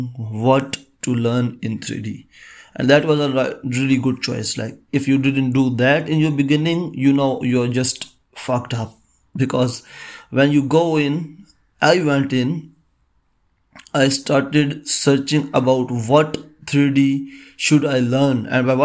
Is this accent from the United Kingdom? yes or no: no; Pakistan; I am from Pakistan